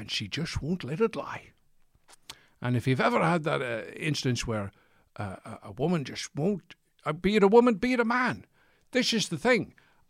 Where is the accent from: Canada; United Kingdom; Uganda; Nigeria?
United Kingdom; Edinburgh, Scotland; I'm from Edinburgh.